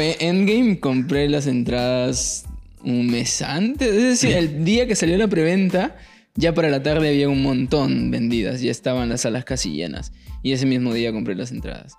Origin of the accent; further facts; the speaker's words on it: Paiján, La Libertad, Peru; now in Trujillo, Peru; como cualquier eh, chico del valle, yo vengo de Paiján, norte